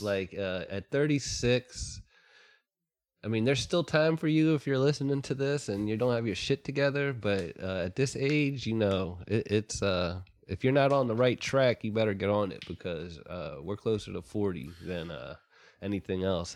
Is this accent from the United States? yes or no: yes; Ambler, Pennsylvania, United States; born or raised there